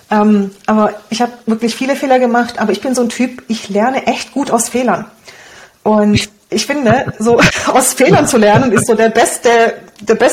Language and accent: German; Romania; first language Hungarian; German is a second language; Also ich Deutsch war ja nicht meine Muttersprache, wir kommen aus Rumänien, meine Muttersprache ist Ungarisch und dann Deutsch zu lernen, das war echt nicht so einfach für mich.